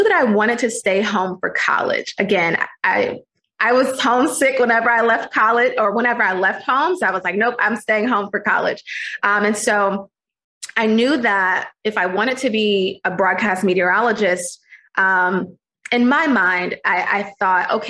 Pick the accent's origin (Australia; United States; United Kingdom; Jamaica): United States; Norfolk, Virginia; moved away as an adult; also born or lived in Mississippi; now in Chicago, United States; I'm from Norfolk, Virginia, born and raised on the East Coast in Virginia